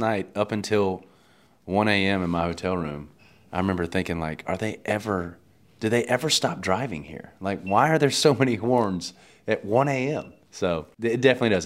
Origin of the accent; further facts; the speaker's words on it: Louisiana, United States; growing up in Louisiana